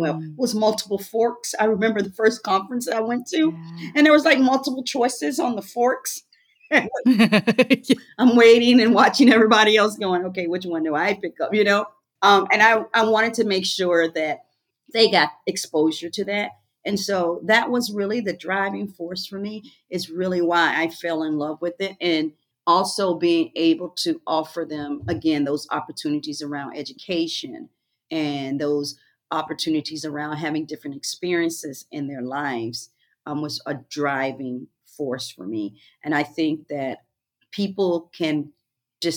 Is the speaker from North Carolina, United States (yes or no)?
yes; Rocky Mount, North Carolina, United States; also born or lived in Freeman, Virginia; I grew up in Rocky Mount, North Carolina, part-time, and then in Freeman, Virginia, the other times. And so my life and my world consisted of going back and forth every 2 years between those locations.